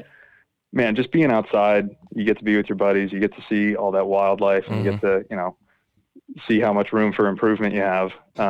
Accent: Camp Lejeune, North Carolina, United States; born there; also born or lived in Quantico / Northern Virginia; I grew up in a military family. I was born on Camp Lejeune in North Carolina, two Marine officer parents. Kind of lived on bases until about 2000. I was living in Quantico, and parents got out of the Marine Corps, lived in Northern Virginia.

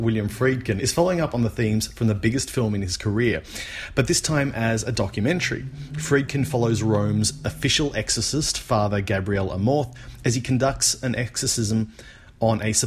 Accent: Australia; As an Australian

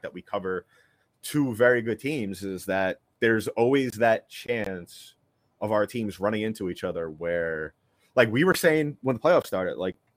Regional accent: New York City, New York, United States; born and raised in New York City, you know, grew up listening to WFAN

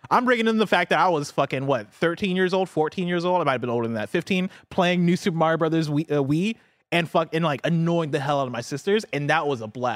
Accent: Champaign, Illinois, United States; moved away; I grew up in Champaign, Illinois, which is a town that's, like, in central Illinois

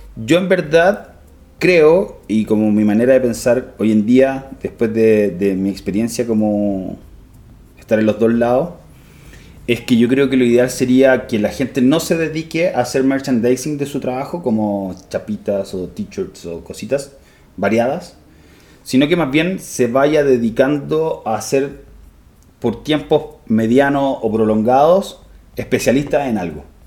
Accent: Santiago, Santiago Metropolitan Region, Chile; Yo soy de Santiago

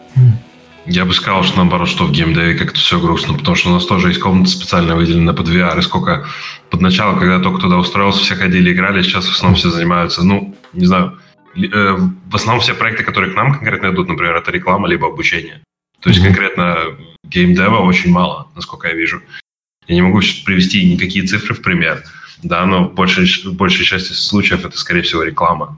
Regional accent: Latvia; moved away as an adult; also born or lived in England; now in United Kingdom; изначально я из Латвии

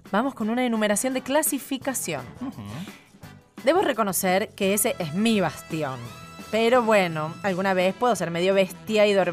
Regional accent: Tandil, Buenos Aires Province, Argentina; Yo soy de Tandil.

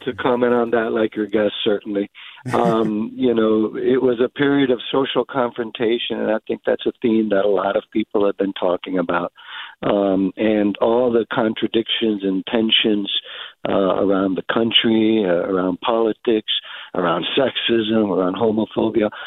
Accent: Colón, Panama; now in San Mateo, United States; my hometown of Colón

